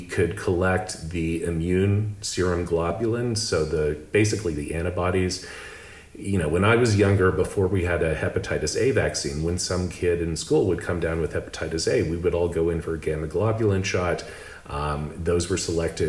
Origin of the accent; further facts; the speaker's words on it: Lubbock, Texas, United States; moved away; also born or lived in Austin, Texas / Boston / Singapore; I grew up in Lubbock, Texas